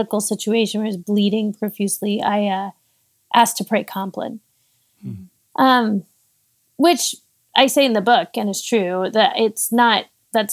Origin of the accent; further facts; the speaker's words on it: Austin, Texas, United States; moved away as an adult; also born or lived in Pittsburgh, Pennsylvania; Austin, Texas, which is where I'm from, my hometown